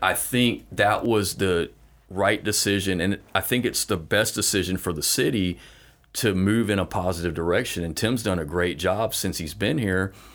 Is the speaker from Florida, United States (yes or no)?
yes; Fort Walton Beach, Florida, United States; I grew up in Fort Walton, born and raised